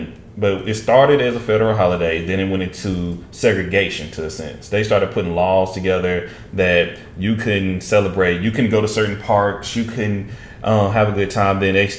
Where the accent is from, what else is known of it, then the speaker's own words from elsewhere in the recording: Tyler, Texas, United States; moved away; I grew up in St. Louis, a part of Tyler, and I moved to North Tyler during my eighth grade year.